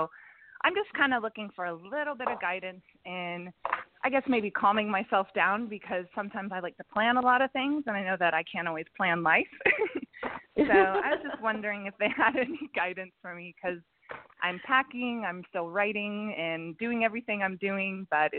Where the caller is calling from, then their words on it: Los Angeles, California, United States; Los Angeles.